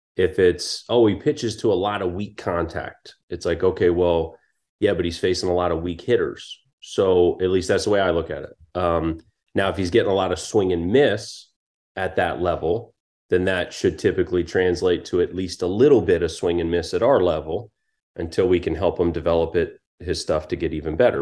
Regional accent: Maryland, United States; now in Harrisonburg, United States; growing up in Maryland, growing up probably two and a half hours from here in Harrisonburg

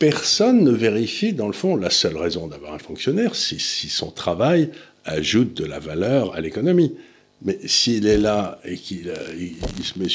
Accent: Auch, Occitania, France; quand j'étais jeune à Auch, où mon père a terminé sa carrière d'officier, il y avait le Conseil général du Gers.

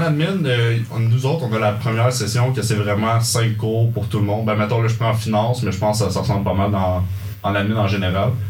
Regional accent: Saint-Jean-sur-Richelieu, Quebec, Canada; moved away as an adult; now in Sherbrooke, Canada; je viens de Saint-Jean, j'ai fait mon cégep là-bas et tout

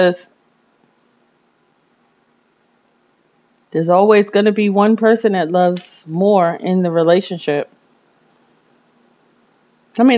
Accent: New York, United States; I'm from New York

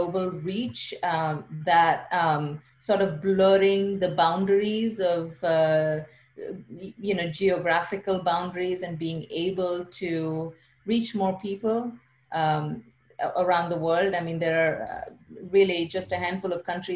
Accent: India; moved away as an adult; also born or lived in China; now in United States; So I'm from India. I grew up in India. I came to the US for graduate school, but I grew up in India.

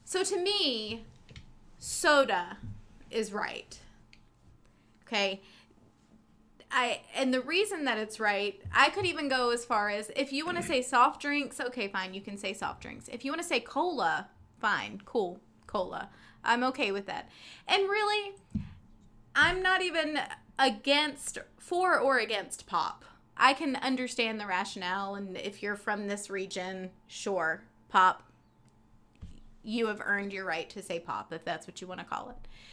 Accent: North Carolina, United States; My parents were both raised in the Maryland area, but I was raised in North Carolina

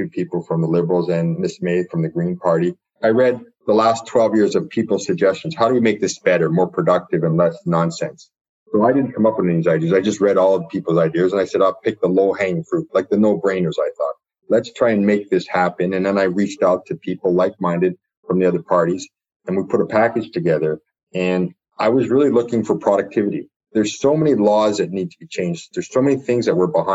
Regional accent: Toronto, Ontario, Canada; I grew up in Scarborough

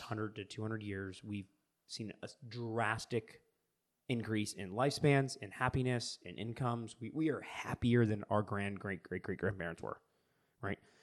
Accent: United States; as an American

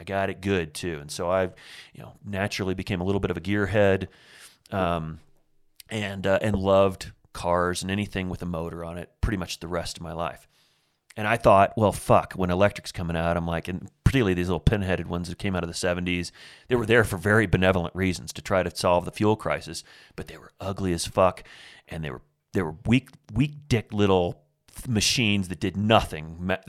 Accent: Indiana, United States; So I grew up in Southern Indiana, and you know, Farmville, USA, man. I grew up in the middle of farmland.

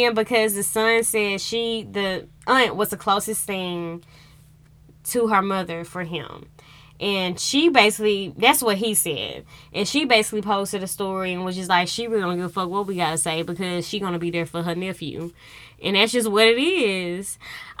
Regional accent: United States; I'm embarrassed to be American

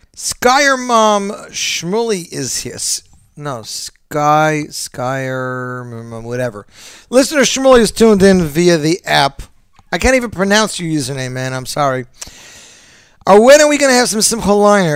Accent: Montreal, Quebec, Canada; now in Brooklyn, United States; I'm from Montreal

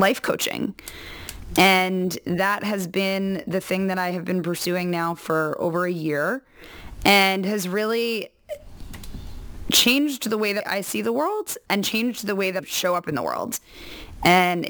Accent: New York, United States; moved away as an adult; now in California, United States; I'm a native New Yorker, which I've also been told that the only people who introduce themselves that way are New Yorkers. So I grew up in New York

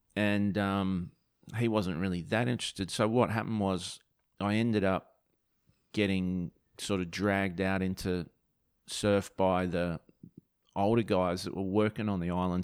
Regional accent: Margaret River, Western Australia, Australia; I'm from, you know, like Margaret River

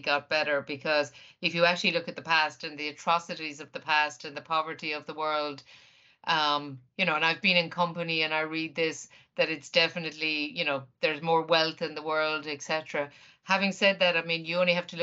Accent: Ireland

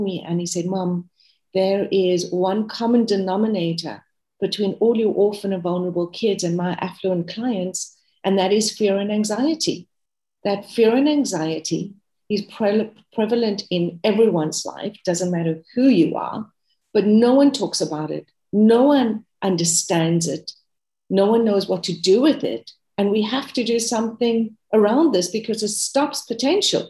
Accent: South Africa; moved away as an adult; now in United States; I am South African, and I moved to America 5 years ago.

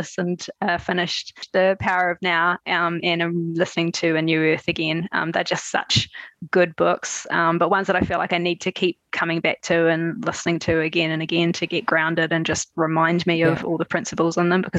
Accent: New Zealand; also born or lived in Queenstown; So all over New Zealand, actually. I was born in Queenstown and we moved a lot. So we lived in different places around the North and South Island.

